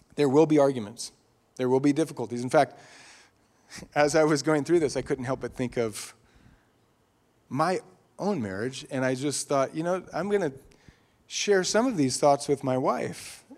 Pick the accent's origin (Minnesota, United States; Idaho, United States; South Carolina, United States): Idaho, United States; Eagle; growing up in Idaho, Idaho used to be uh, less densely populated. Some of you remember that, especially in Eagle, Idaho. It was mostly I grew up on a dirt road